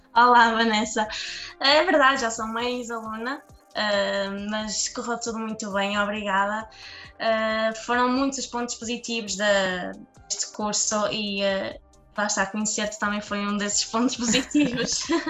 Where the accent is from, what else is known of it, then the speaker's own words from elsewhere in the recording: Marco de Canaveses, Norte, Portugal; gosto muito de Marcanavês, gosto muito da minha terra